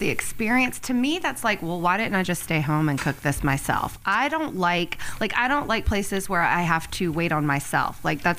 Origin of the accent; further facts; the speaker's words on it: the South, United States; I'm from the South